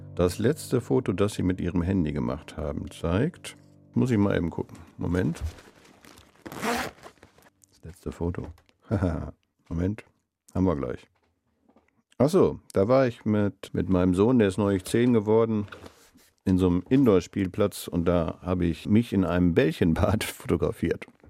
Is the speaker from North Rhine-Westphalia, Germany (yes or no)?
yes; Essen, North Rhine-Westphalia, Germany; moved away as an adult; now in Bremen, Germany; Ich bin in Essen groß geworden und bin da zur Schule gegangen